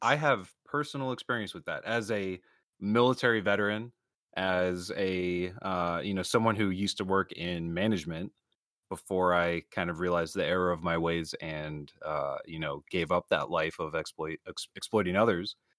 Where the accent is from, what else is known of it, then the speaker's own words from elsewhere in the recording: Florida, United States; moved away; I'm originally from Florida